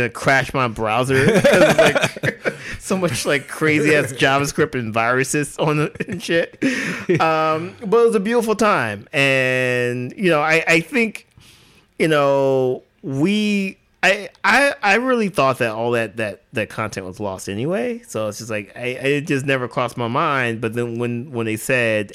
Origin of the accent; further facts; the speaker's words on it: Alabama, United States; Growing up in Alabama, like, I didn't have that exposure